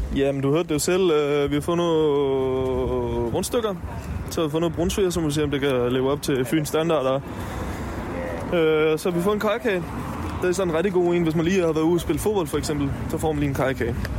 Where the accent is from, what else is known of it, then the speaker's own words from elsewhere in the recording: Stenstrup, Southern Denmark, Denmark; now in Copenhagen, Denmark; jeg kommer fra en familiegård, hvor øh, ja, vi har haft grise og køer